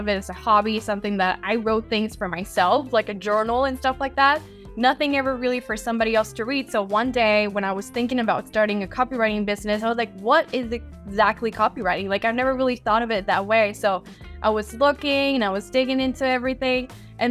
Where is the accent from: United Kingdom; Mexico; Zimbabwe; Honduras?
Mexico; moved away as an adult; also born or lived in Rhode Island; I am born and raised in Mexico, so I grew up there my whole life